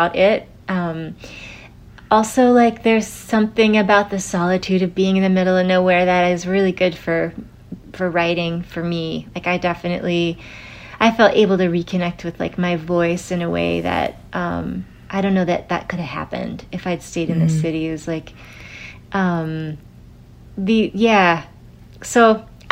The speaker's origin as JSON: {"language": "English", "region": "Vermont", "country": "United States", "tie": "born or raised there", "also_born_or_lived": "New York City", "moved": "as an adult", "said": "I grew up in Vermont."}